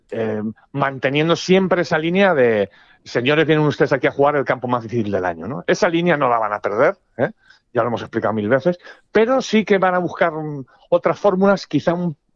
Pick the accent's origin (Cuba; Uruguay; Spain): Spain; va a haber tres españoles para ganar el US Open. Porque somos españoles.